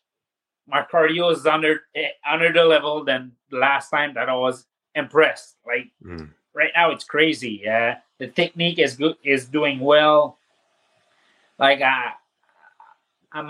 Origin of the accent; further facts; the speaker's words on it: Saint-Jean-sur-Richelieu, Quebec, Canada; From my hometown, Saint-Jean-sur-Richelieu